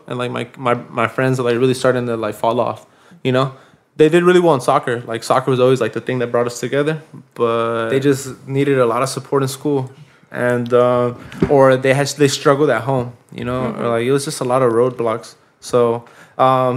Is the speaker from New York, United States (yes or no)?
no; Pasadena, California, United States; growing up in Pasadena